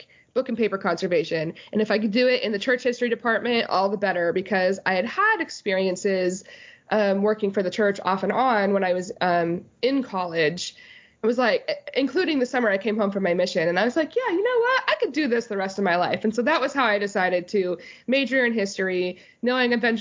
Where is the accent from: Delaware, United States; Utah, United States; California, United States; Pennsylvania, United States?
Utah, United States; I grew up in Utah.